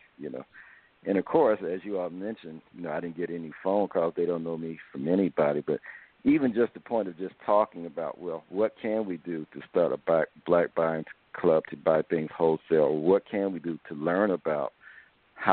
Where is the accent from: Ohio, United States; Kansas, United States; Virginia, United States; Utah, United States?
Ohio, United States; Dayton; I'm from Dayton, Ohio